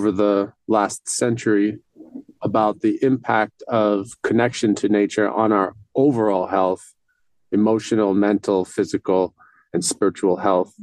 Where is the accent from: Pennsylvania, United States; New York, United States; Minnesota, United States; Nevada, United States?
New York, United States; New York City; I grew up in New York City, pretty disconnected from nature